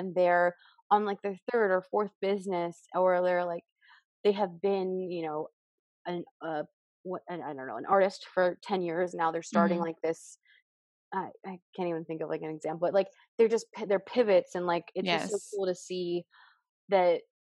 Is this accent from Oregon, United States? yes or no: yes; Portland, Oregon, United States; born there; also born or lived in California / Massachusetts / Indiana; And I was born in Portland, Oregon, and I lived in Indiana. So I kind of moved all over.